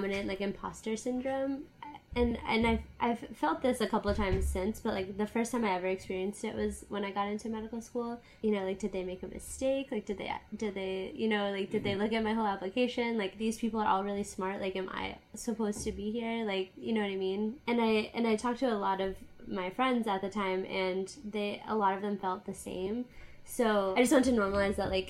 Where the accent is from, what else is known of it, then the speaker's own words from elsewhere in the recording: Connecticut, United States; moved away as an adult; also born or lived in Boston / Grenada; I am originally from Connecticut, which is a small state in the northeast of the U.S. I lived there for like all through high school